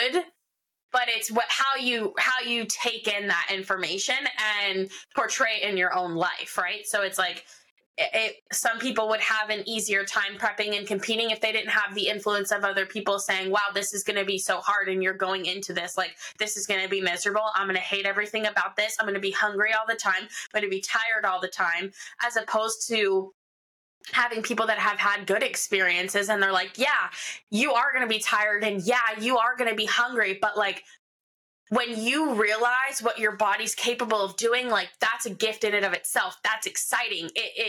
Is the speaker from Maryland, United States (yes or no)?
no; Philadelphia, Pennsylvania, United States; moved away; growing up in Philly